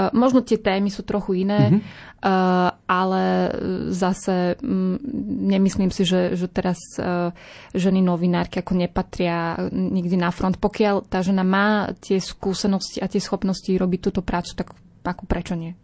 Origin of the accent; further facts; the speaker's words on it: Snina, Prešov Region, Slovakia; ja pochádzam z východného Slovenska. Vy ste hovorili o snine, tak ja som sa tak pousmiala trochu, že vlastne odtiaľ som